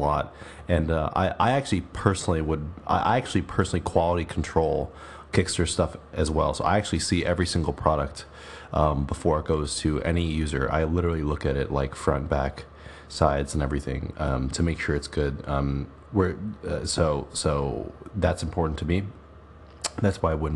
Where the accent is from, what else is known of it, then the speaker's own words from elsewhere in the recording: New York, United States; I was born in New York